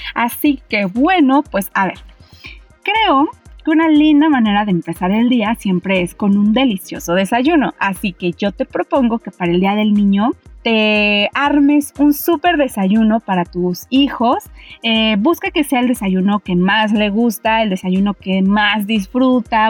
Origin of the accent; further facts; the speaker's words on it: Mexico; nosotros como mexicanos